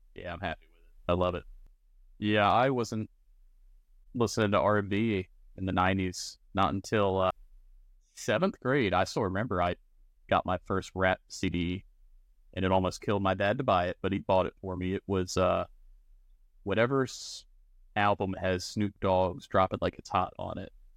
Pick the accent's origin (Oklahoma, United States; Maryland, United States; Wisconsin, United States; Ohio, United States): Maryland, United States; being from Maryland